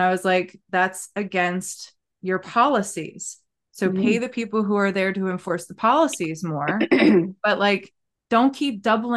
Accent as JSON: {"language": "English", "region": "Maryland", "country": "United States", "said": "I'm from Maryland."}